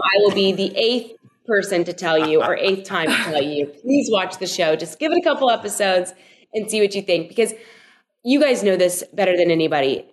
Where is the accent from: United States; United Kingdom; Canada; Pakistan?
United States; Louisville, Kentucky; got to play there for my my hometown team